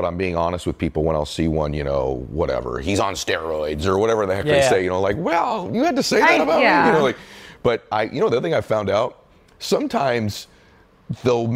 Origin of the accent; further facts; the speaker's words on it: Massachusetts, United States; moved away; I'm from Massachusetts